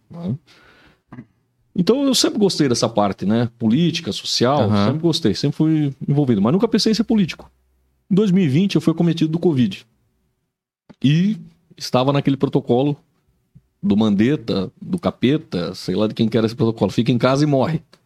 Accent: São Paulo, Brazil; moved away as an adult; now in Joinville, Brazil; eu sou natural de São Paulo, mas cheguei aqui com 19 anos de idade

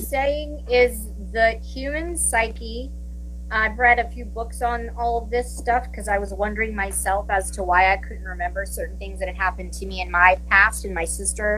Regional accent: Williamsburg, Virginia, United States; moved away as an adult; also born or lived in New Jersey; now in California, United States; I'm originally from Williamsburg, Virginia.

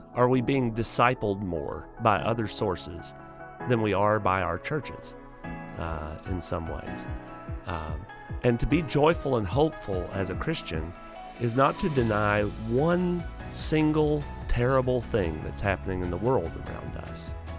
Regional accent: Lake City, Arkansas, United States; I'm from Lake City, which is not that far from here

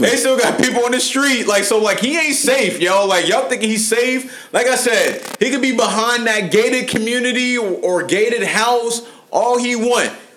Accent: Cincinnati, Ohio, United States; I'm from Cincinnati. we from Cincinnati

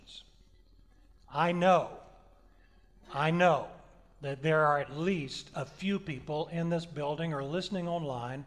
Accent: the South, United States; I'm from the South

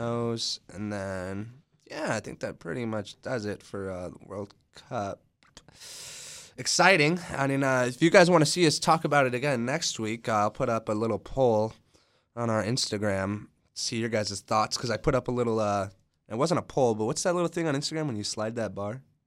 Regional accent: United States; I'm American too

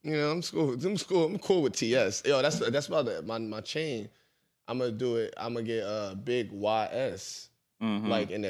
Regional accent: Philadelphia, Pennsylvania, United States; the motherfuckers I grew up with in South Philly.

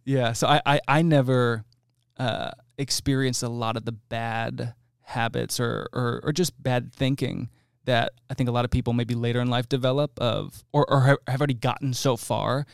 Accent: New Jersey, United States; now in Texas, United States; I'm from New Jersey.

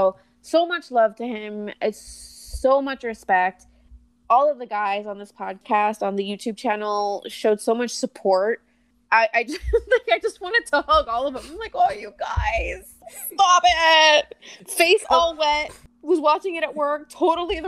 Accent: Florida, United States; also born or lived in New Jersey / Puerto Rico; I was born in Jersey, but we moved to Puerto Rico when I was one. And we lived there till I was about six. And then, unfortunately, we moved to Florida

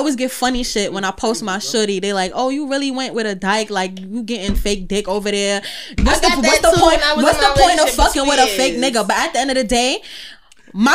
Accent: St. Lucia; I'm from St. Lucia

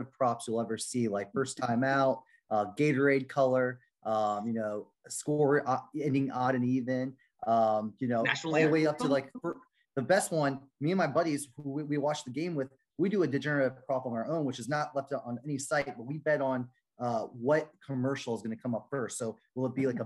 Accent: Orlando, Florida, United States; I grew up in Orlando.

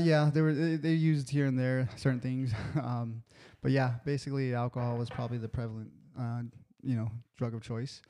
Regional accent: National City, California, United States; I grew up in National City, California

